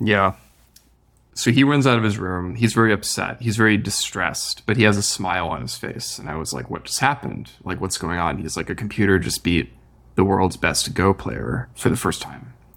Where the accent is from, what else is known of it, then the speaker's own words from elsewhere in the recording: Midwest, United States; moved away as an adult; now in California, United States; I grew up in the Midwest originally, so California was also kind of new to me.